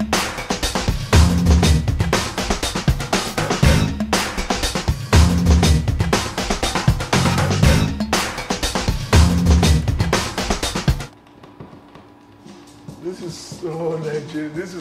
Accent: Offa, Kwara, Nigeria; now in New York, United States; My hometown, which is Ofa, is known for anama, which is sweet potato.

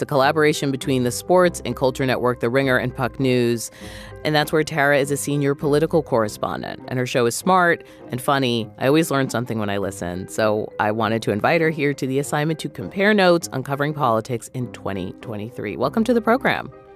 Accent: New England, United States; I'm from New England

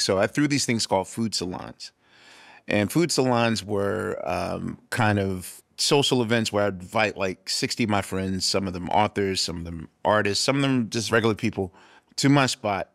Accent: Philadelphia, Pennsylvania, United States; I'm from West Philadelphia

